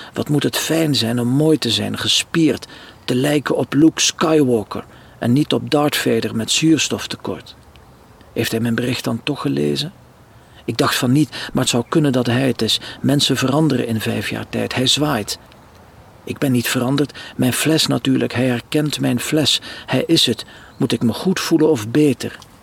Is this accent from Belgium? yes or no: yes; Lichtervelde, Flanders, Belgium; moved away as an adult; also born or lived in Ostend; now in France; Lichtervelde, de streek waar ik geboren ben bij Roeselare.